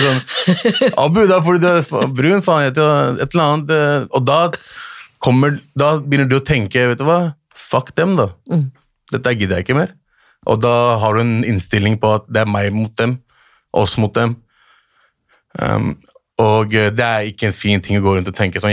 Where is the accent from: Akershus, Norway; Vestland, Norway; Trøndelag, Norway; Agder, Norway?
Akershus, Norway; Lørenskog; also born or lived in Bjørndal, Oslo / Pakistan (family origin); Lørenskog er jo et sted der jeg vokste opp.